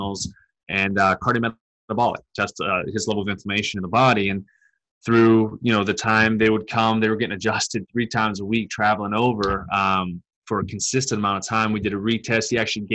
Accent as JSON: {"language": "English", "town": "Pittsburgh", "region": "Pennsylvania", "country": "United States", "tie": "born or raised there", "moved": "as an adult", "said": "I migrated back up to my hometown in Pittsburgh"}